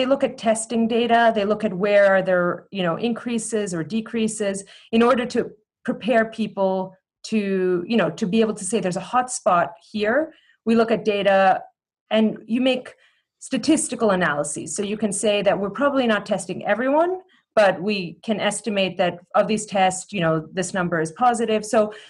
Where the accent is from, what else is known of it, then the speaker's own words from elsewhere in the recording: Cleveland, Ohio, United States; born there; I was born in Cleveland, Ohio.